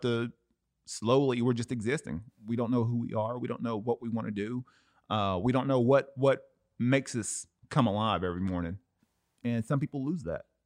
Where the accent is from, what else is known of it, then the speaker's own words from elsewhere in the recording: Cleveland, Tennessee, United States; music producer in my hometown, Cleveland, Tennessee